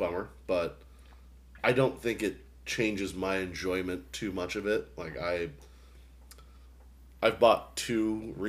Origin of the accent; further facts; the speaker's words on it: Boston, Massachusetts, United States; I'm from Boston, so.